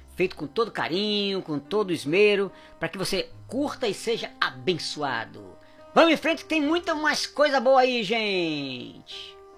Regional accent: Brazil; now in England; do pessoal do, do Brasil, aqui na Inglaterra

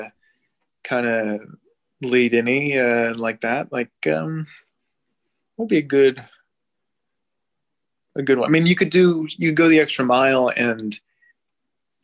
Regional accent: New Jersey, United States; now in Brooklyn, United States; I'm from New Jersey

